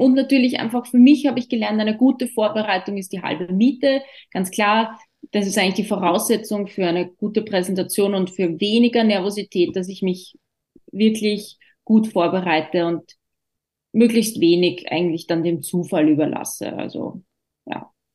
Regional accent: Austria; wir Österreicher

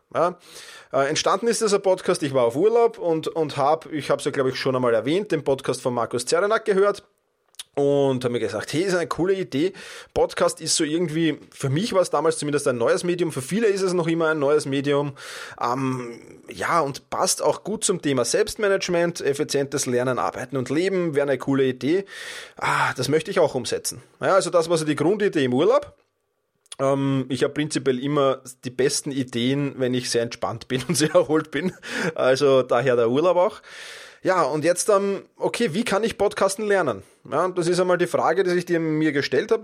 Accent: Vienna, Austria; in Wien, in meiner Heimatstadt

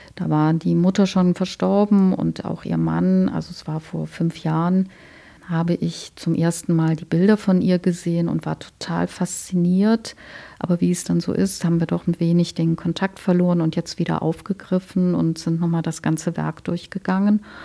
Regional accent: Cologne, North Rhine-Westphalia, Germany; moved away as an adult; now in Leipzig, Germany; Ich komme aus Köln

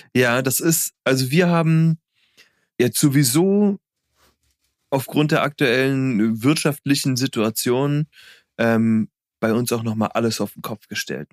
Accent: Berlin, Germany; als Berliner Junge in Berlin

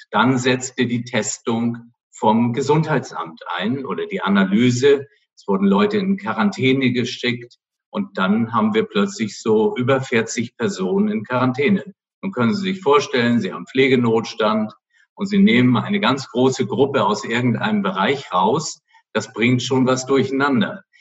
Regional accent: Flensburg, Schleswig-Holstein, Germany; ich bin nun ein Nordlicht, meine Mutter war Dänen und äh, deswegen habe ich auch nach Skandinavien so ein bisschen Beziehung und bin da ja auch mehr oder weniger an der Grenze aufgewachsen in Flensburg

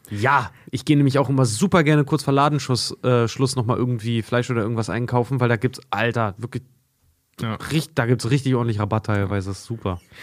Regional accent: Germany; wir als, als Deutsche

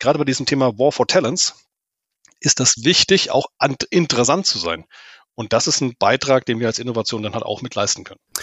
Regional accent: Germany; vor allen Dingen als Deutsche

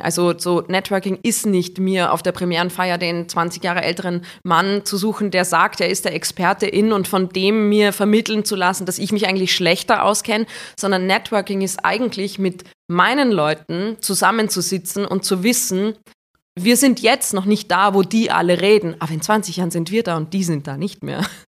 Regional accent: Gastein Valley, Salzburg, Austria; Im Gasteinertal ähm, mhm. im Salzburger Land

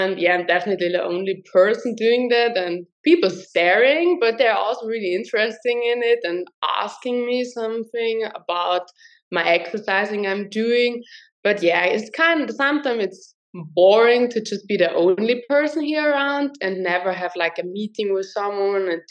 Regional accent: Tyrol, Austria; I'm from Austria, from Tirol.

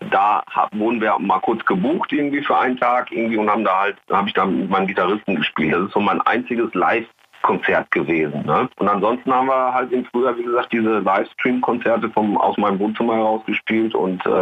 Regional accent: Recklinghausen, North Rhine-Westphalia, Germany; Ich stand auch mal kurz davor in meiner Heimatstadt Recklinghausen

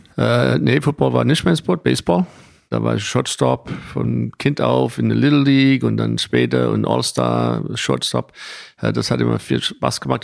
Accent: Boston, Massachusetts, United States; German is a second language; moved away as an adult; also born or lived in Cincinnati; now in Frankfurt, Germany; nach äh, Boston gezogen, also da, wo ich aufgewachsen bin

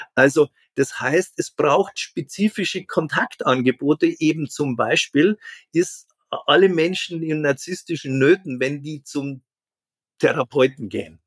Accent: a farming village in Catholic Bavaria, Germany; ich bin am Bauerndorf groß geworden

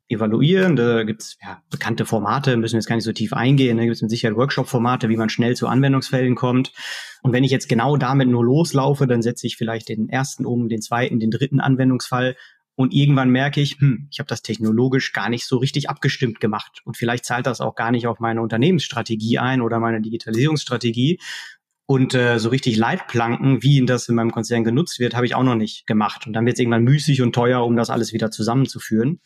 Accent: Dortmund, North Rhine-Westphalia, Germany; Da komme ich auch her, also wirklich gebürtiger Dortmunder im, im Ruhrgebiet, tief verwurzelt

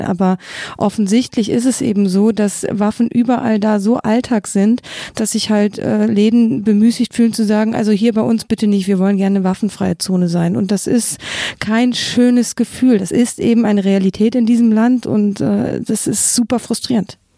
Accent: Germany; now in United States; ich als Deutsche

